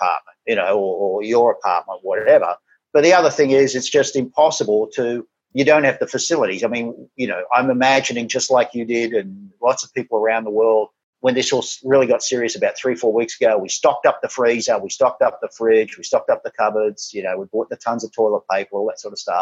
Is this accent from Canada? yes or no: no; Australia; accent: Australian; moved away as an adult; also born or lived in Asia; now in Bangkok, Thailand; by the accent, I'm Australian originally